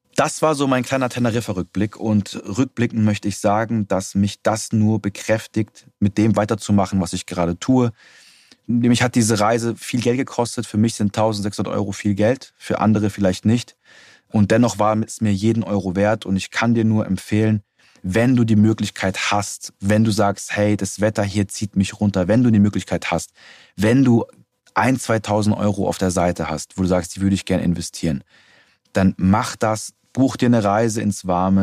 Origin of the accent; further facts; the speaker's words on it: Germany; bei uns in Deutschland